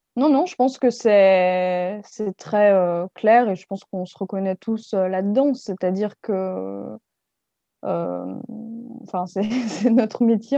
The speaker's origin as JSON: {"language": "French", "country": "France", "also_born_or_lived": "Belgium / Paris", "moved": "as an adult", "said": "je suis française à la base"}